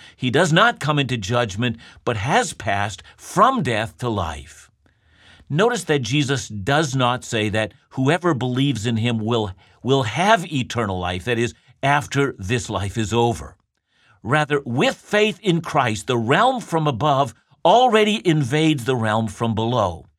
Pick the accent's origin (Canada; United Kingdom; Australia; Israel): Canada